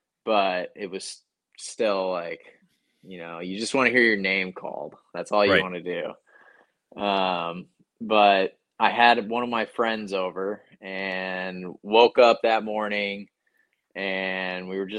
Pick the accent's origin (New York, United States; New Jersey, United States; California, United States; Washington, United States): Washington, United States; Not in the Seattle area very much, but like my hometown gets a good amount of snow.